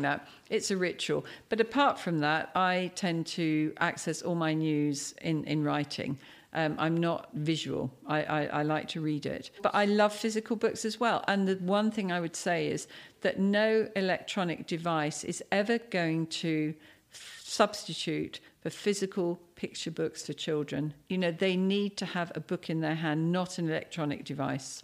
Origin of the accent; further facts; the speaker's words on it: Cambridge, East of England, United Kingdom; moved away as an adult; now in Dubai, United Arab Emirates; I'm from Cambridge